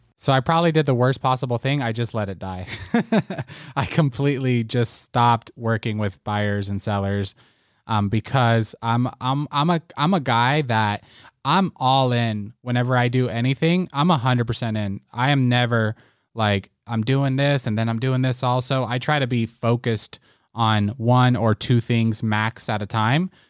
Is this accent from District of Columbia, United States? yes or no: no; Las Vegas, Nevada, United States; also born or lived in Puerto Rico; I was born in Puerto Rico, um, moved to Las Vegas when I was six years old